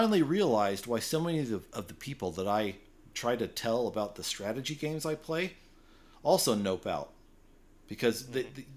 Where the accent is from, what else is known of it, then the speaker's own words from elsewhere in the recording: United States; I'm an American